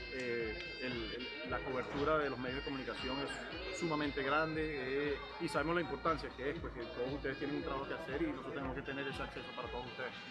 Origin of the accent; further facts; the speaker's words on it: Venezuela; moved away; also born or lived in New York, United States; yo crecí en la pelota de invierno este, en Venezuela. Uno como latino